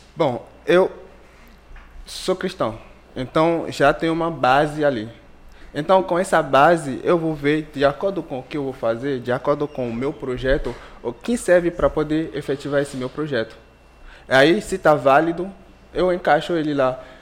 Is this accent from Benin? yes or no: yes; Benin; Portuguese is a second language; moved away as an adult; now in Brazil; sou do Benin, é um país da África Ocidental. Eu vim aqui em 2014 para poder fazer um intercâmbio. E, eu cheguei, não sabia falar nenhuma palavra em, em português.